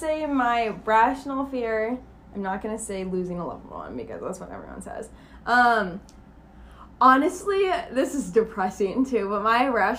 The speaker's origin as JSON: {"language": "English", "region": "Minnesota", "country": "United States", "tie": "born or raised there", "moved": "yes", "lives_now": "Arizona, United States", "said": "I grew up in Minnesota. I grew up in the lakes."}